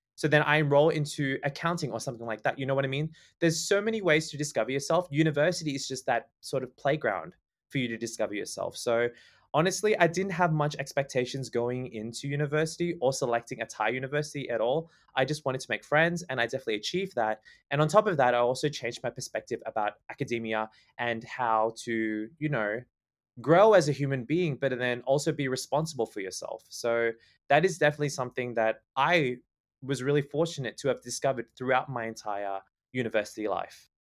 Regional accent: Canberra, Australian Capital Territory, Australia; moved away as an adult; also born or lived in Sydney; now in Thailand; I was born and raised in Canberra

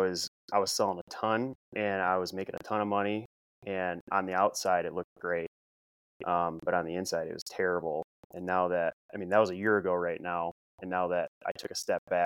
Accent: Midwest, United States; also born or lived in Sioux Falls, South Dakota; I'm from the Midwest. You know, I got a Midwest work ethic.

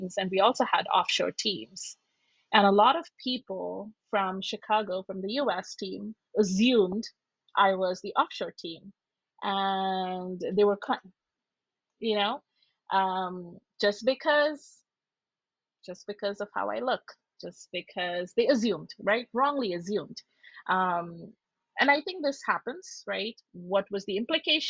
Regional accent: Shillong, Meghalaya, India; moved away as an adult; now in United States; I'm from Shillong, which is in the northeast.

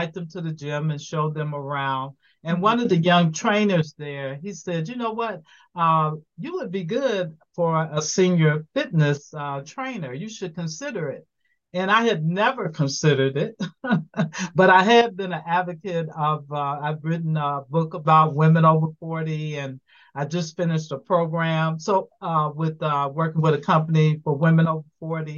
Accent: Chicago, Illinois, United States; moved away as an adult; now in Atlanta, United States; I am originally from Chicago, Illinois, and I have been in Atlanta for 13 years.

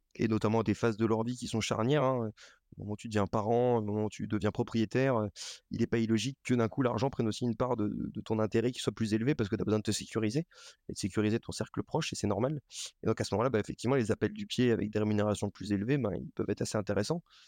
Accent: Lorraine, Grand Est, France; also born or lived in Paris; now in Nantes, France; j'ai été élevé en Lorraine, donc dans une comme beaucoup de Lorrains

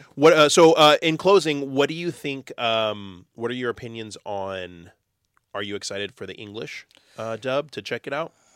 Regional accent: Texas, United States; I'm from Texas.

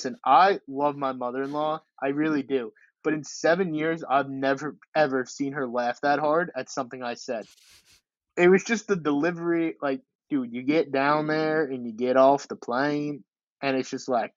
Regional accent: Memphis, Tennessee, United States; I'm from Memphis.

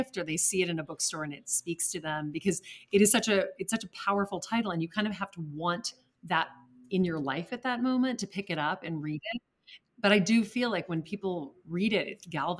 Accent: Lake Charles, Louisiana, United States; now in New York City, United States; I grew up in Lake Charles, Louisiana, which is not a bastion of art collecting

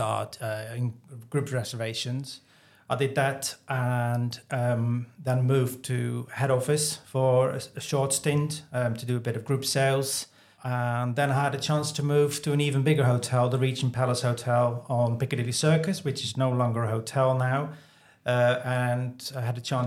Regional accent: Netherlands; moved away as an adult; also born or lived in London; now in Weaverham, United Kingdom; I'm originally from the Netherlands.

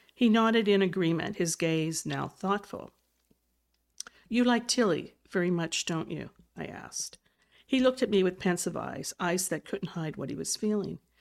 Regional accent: West Virginia, United States; coming from West Virginia

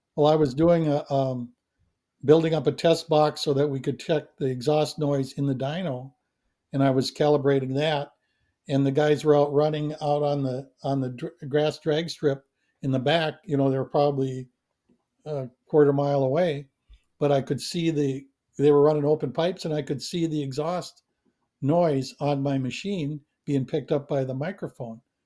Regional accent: near Coon Rapids, Minnesota, United States; gotten a position at, at Yamaha in, in Coon Rapids, Minnesota, which was right by my hometown

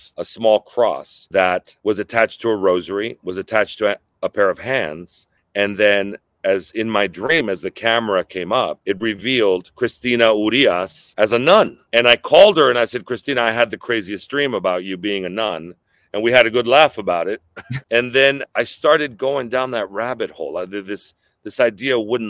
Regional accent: San Diego, California, United States; also born or lived in Los Angeles; I was born in Los Angeles, grew up in the hood, and I moved to San Diego to Barrio Logan when I was 6 years old.

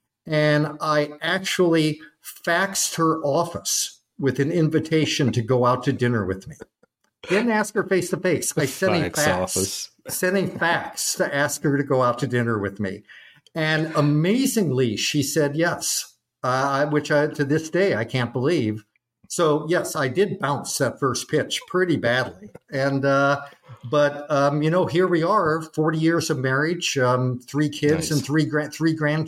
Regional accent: Freeman, South Dakota, United States; also born or lived in Kansas City / Chicago / Omaha; I was born in Kansas City. We lived in Chicago when I was very young, moved to Omaha, and then they transferred him to a territory in South Dakota. And he just happened across this really wonderful town by the name of Freeman.

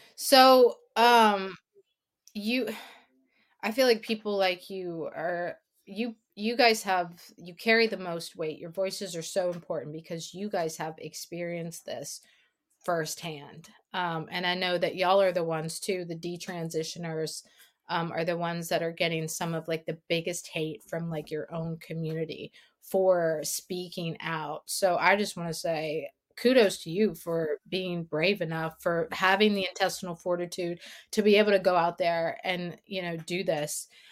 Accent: South Louisiana, United States; I am from South Louisiana

